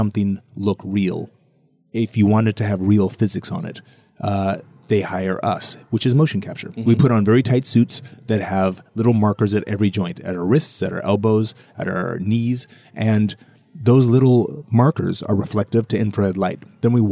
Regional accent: Hawaii, United States; I grew up in Hawaii

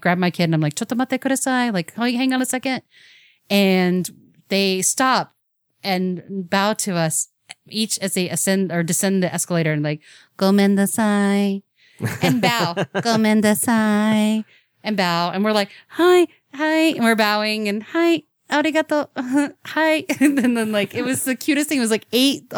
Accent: United States; I'm American

